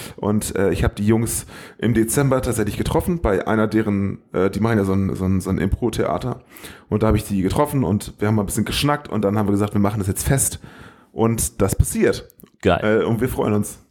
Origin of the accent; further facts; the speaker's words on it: the North, Northern Germany, Germany; wir kommen aus dem Norden, da sagt man Moin